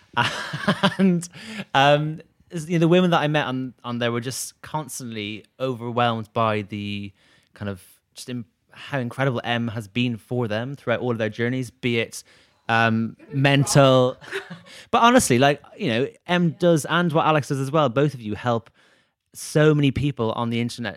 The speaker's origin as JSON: {"language": "English", "town": "Dublin", "region": "Leinster", "country": "Ireland", "tie": "born or raised there", "moved": "yes", "said": "my hometown in Dublin"}